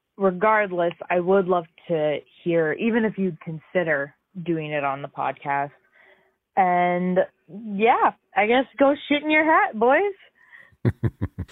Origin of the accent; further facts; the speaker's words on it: Ontario, Canada; Though I'm born and raised in Ontario, my blood is firmly from the Maritimes